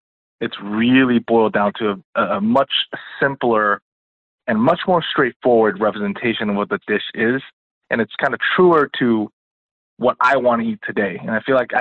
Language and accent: English; Taipei, Taiwan; moved away as an adult; now in United States; I was born and raised in Taipei, Taiwan. I came to the States when I turned 18 to attend college